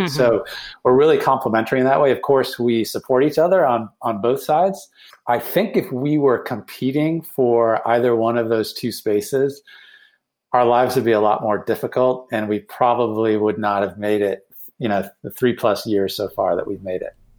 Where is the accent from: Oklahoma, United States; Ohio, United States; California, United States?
Ohio, United States; Cleveland; moved away as an adult; also born or lived in Boston; moved back to my hometown of Cleveland